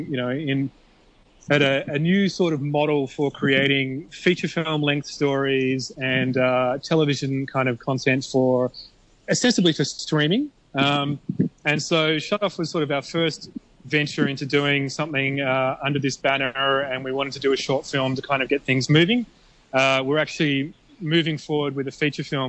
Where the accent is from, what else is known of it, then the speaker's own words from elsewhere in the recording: Australia; now in Hong Kong; I'm from Australia